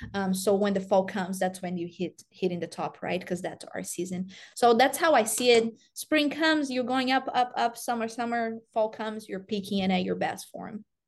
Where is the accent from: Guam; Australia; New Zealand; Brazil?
Brazil; English is a second language; moved away as an adult; also born or lived in Tennessee; now in Iowa, United States; grew up in Brazil